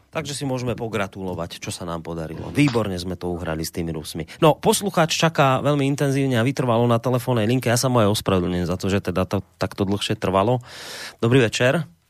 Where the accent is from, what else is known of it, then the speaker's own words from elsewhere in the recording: Slovakia; my Slováci